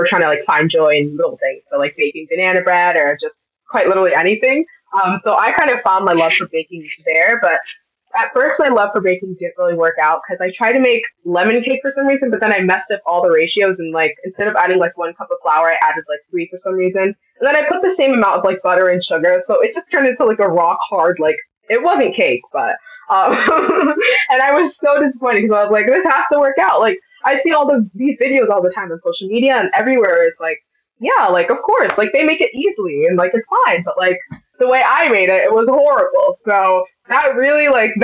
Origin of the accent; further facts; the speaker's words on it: Milford, Connecticut, United States; I'm a rising senior in high school from Jonathan Law High School in Milford, Connecticut